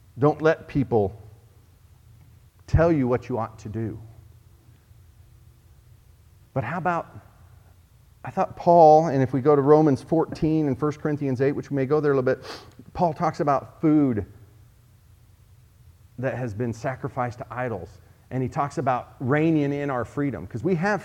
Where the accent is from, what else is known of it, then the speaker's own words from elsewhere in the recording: Oklahoma, United States; in the Bible Belt where Jan and I grew up in Oklahoma